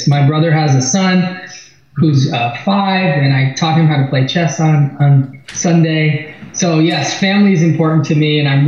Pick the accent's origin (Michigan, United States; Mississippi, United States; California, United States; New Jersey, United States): California, United States; Los Angeles; also born or lived in Boston; I'm from LA. I've been here my entire life. All my memories are from Los Angeles. And I grew up on the West Side.